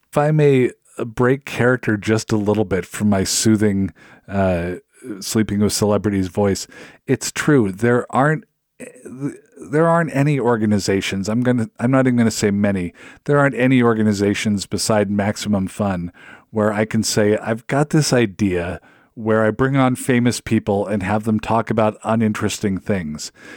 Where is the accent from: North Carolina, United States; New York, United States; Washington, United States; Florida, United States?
Washington, United States; Seattle; now in Minnesota, United States; I'm from the Seattle area